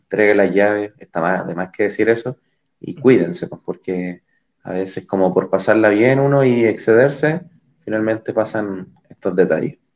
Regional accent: Chile; los chilenos somos

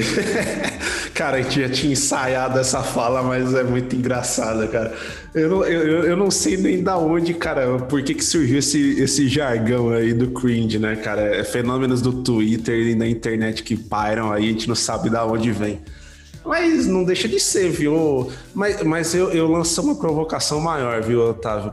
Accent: São Paulo, Brazil; Sou mais paulistano que o senhor, porque eu nasci em São Paulo

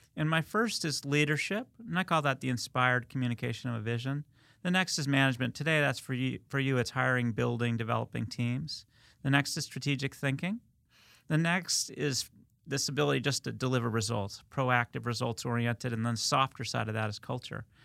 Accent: United States; I grew up in Westchester, that's why I, I throw in the wicked.

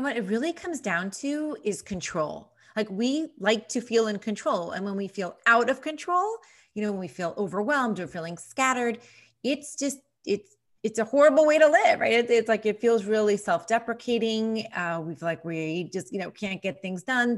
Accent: New York, United States; moved away as an adult; now in Nashville, United States; being an East Coaster, being a New Yorker

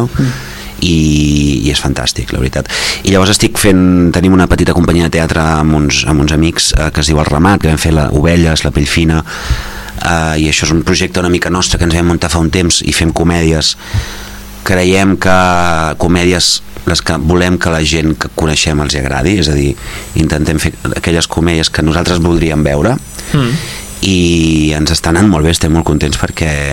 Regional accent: Gelida, Catalonia, Spain; born or raised there

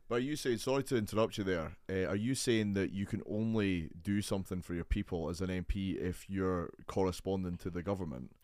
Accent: Edinburgh, Scotland, United Kingdom; I'm very much an Edinburgh man

